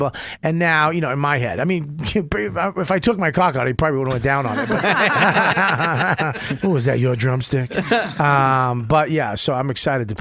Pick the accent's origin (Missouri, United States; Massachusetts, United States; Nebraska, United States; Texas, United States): Massachusetts, United States; Boston; now in New York, United States; I'm from Boston and now New York